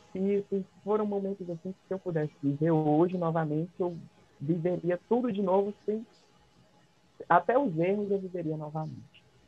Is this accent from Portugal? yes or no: no; Brazil; nós, como brasileiros